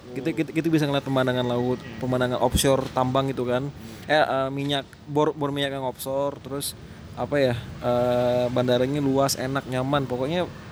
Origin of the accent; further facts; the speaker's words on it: Pontianak, West Kalimantan, Indonesia; bahasa Melayu sana keledar kita Pontianak